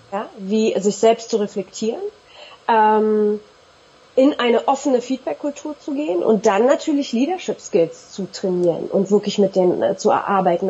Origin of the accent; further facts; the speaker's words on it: Berlin, Germany; Zusätzlich bin ich in Berlin-Neukölln groß geworden